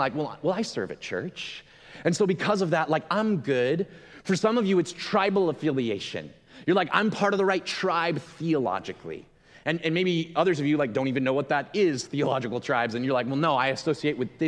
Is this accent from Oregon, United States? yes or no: yes; Gresham, Oregon, United States; moved away as an adult; also born or lived in Milwaukee; I grew up in Gresham.